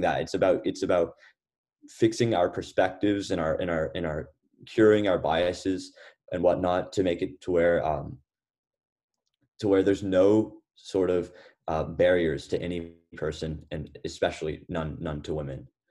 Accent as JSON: {"language": "English", "town": "Lubbock", "region": "Texas", "country": "United States", "tie": "born or raised there", "also_born_or_lived": "Atlanta, Georgia", "moved": "as an adult", "said": "I was born in Atlanta, Georgia, but I actually spent my whole life growing up in Lubbock, Texas."}